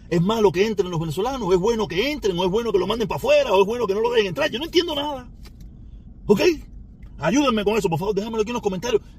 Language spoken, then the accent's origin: Spanish; Havana, Cuba; De La Habana y de Vedado, no soy maternidad de línea, olvídate de eso. No es mi culpa. Soy habanero. Nací en La Habana.